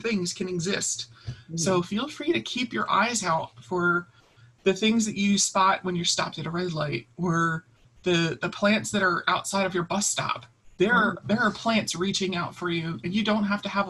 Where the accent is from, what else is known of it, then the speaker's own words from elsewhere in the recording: Baltimore, Maryland, United States; I grew up in Baltimore, so I'm used to such a tight urban environment